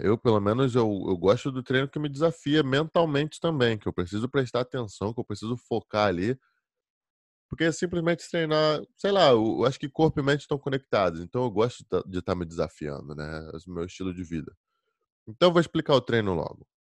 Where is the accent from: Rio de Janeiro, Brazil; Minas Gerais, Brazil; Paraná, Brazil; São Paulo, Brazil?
Rio de Janeiro, Brazil; moved away as an adult; now in Virginia, United States; Eu sou do Rio de Janeiro. Tô na Virgínia